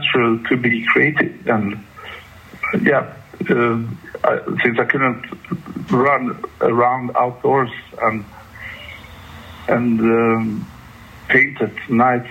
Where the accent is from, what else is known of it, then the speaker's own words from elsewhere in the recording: Gothenburg, Västra Götaland, Sweden; I come from Gothenburg, the second city